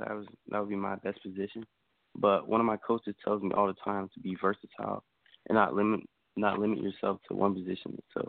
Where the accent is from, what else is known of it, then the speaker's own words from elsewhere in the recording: Atlanta, Georgia, United States; now in West Palm Beach, United States; I was born in Atlanta, Georgia.